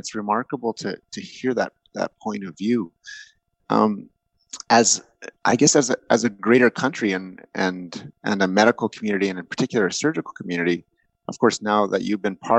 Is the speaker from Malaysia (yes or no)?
no; Canada; as now a middle-aged white male who certainly would be described as privileged growing up in Canada